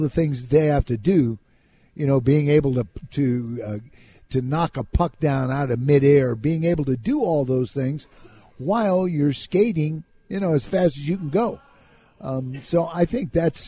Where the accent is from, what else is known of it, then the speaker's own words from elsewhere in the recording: California, United States; moved away; also born or lived in Minnesota; growing up in California